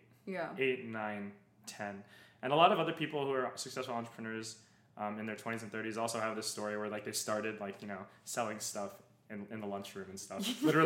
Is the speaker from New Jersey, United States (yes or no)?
yes; New Jersey, United States; also born or lived in Princeton, New Jersey; I was born and raised in New Jersey. And my family came from the Philippines when they were, like, 21, 22.